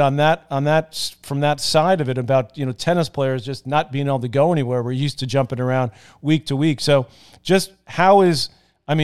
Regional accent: New York City, New York, United States; growing up in Douglaston, Queens

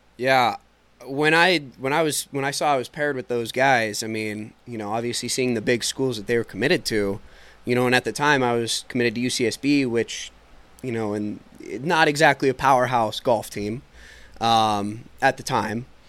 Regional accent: Bay Area, California, United States; growing up in the Bay Area

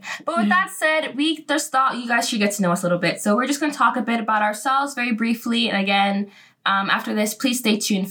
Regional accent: Poughkeepsie, New York, United States; now in Charlottesville, United States; I'm from Poughkeepsie, New York, which is not the city

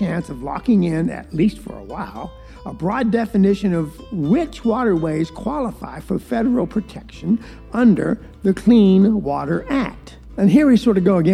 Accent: Valdosta, Georgia, United States; moved away; I was raised in South Georgia, a place called Valdosta that is really a swamp

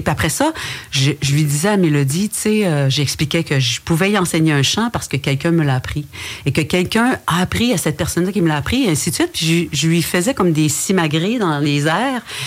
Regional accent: Wendat community, Quebec, Canada; first language French; le matrimoine matériel et immatériel de chez nous

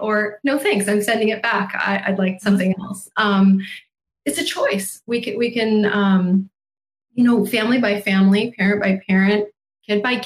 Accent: United States; what we get to experience here as American adults

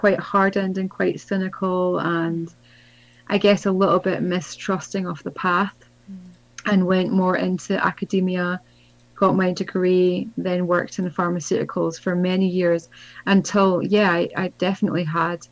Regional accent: Scotland, United Kingdom; I grew up in Scotland, where I am now

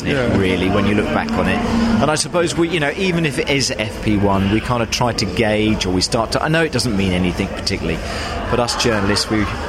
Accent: United Kingdom; us British

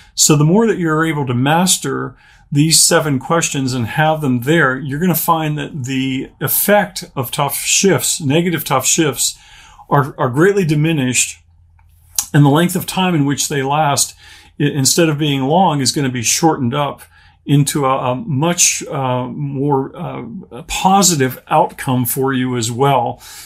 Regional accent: Pittsburgh, Pennsylvania, United States; moved away as an adult; also born or lived in Charlottesville, Virginia; now in Orlando, United States; I grew up in the Pittsburgh, Pennsylvania area.

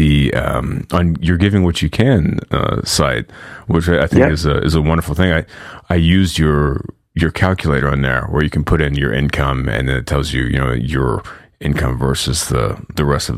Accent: United States; growing up in America

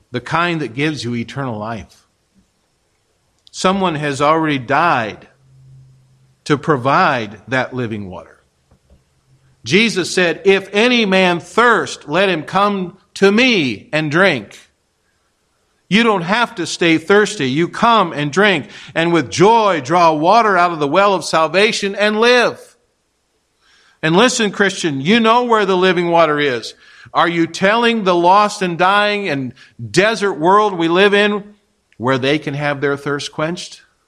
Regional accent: Kansas, United States; moved away; I'm a Kansas boy

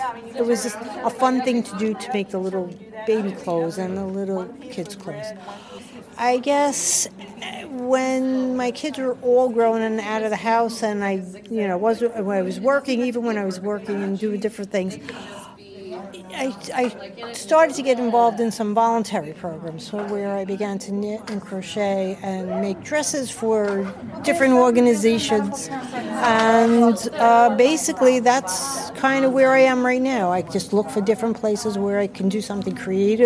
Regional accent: New York City, New York, United States; moved away as an adult; also born or lived in Putnam County / Westchester County; now in Yorktown Heights, United States; I grew up in the Bronx and lived there until I got married and moved to Putnam County

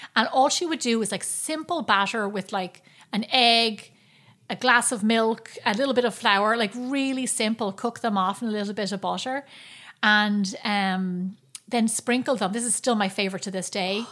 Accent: Ireland; growing up in Ireland

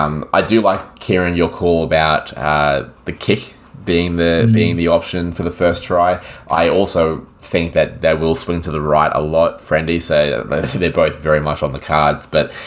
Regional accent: Queensland, Australia; not only would it be great to see Queensland win as a Queenslander

